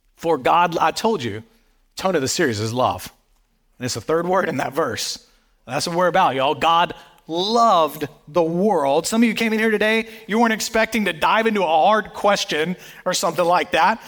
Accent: the Bible Belt, the South, United States; I grew up in the South, um, in, right here in the Bible Belt

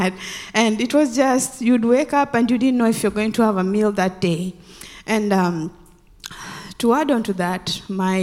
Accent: Western Kenya, Kenya; moved away; I grew up in Kenya, in a village in Western Kenya.

